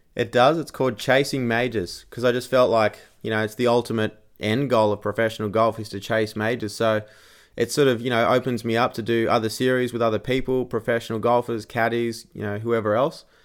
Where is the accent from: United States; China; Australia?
Australia; being an Australian